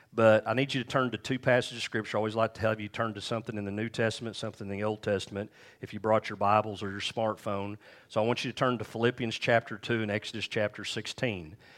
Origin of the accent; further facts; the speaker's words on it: United States; we grew up here in Lee D